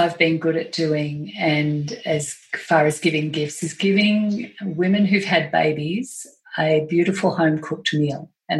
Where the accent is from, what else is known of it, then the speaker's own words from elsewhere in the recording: Australia; Yeah, four sons. That'll do it too.